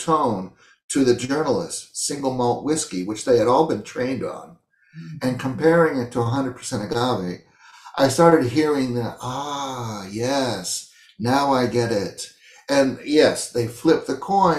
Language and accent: English; United States; where I was originally from, say America